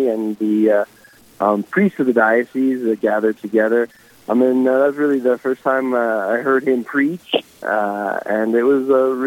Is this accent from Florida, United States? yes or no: no; New York, United States; moved away as an adult; now in Rapid City, United States; I'm originally a New Yorker. Grew up in New York